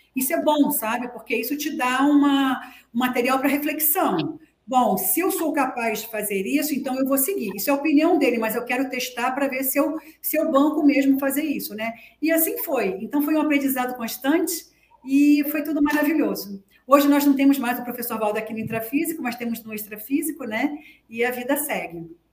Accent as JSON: {"language": "Portuguese", "region": "Rio de Janeiro", "country": "Brazil", "tie": "born or raised there", "also_born_or_lived": "Foz do Iguaçu", "moved": "yes", "said": "Eu sou carioca, tá? Da Gema."}